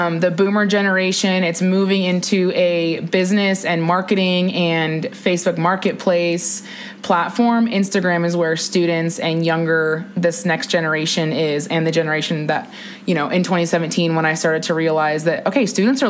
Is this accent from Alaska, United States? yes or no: yes; Juneau, Alaska, United States; moved away as an adult; also born or lived in Las Cruces, New Mexico; now in Boulder, United States; I am from Juneau, Alaska